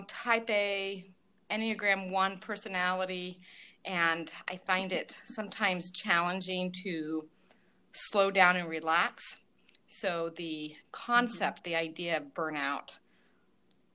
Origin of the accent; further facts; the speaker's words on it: Northeast Indiana, United States; I am from Northeast Indiana